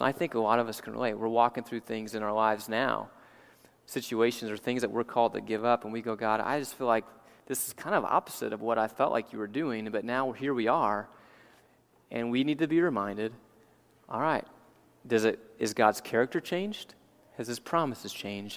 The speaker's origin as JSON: {"language": "English", "town": "New Orleans", "region": "Louisiana", "country": "United States", "tie": "born or raised there", "said": "as a young kid growing up in New Orleans"}